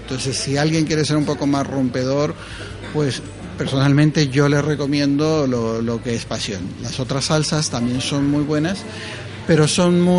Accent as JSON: {"language": "Spanish", "country": "Ecuador", "moved": "yes", "lives_now": "Madrid, Spain", "said": "Nosotros somos ecuatorianos, pero ya vivimos muchísimo tiempo acá en Madrid."}